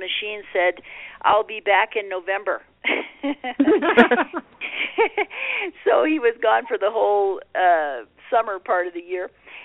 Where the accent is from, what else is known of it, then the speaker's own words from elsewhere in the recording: Puerto Rico; moved away; growing up in Puerto Rico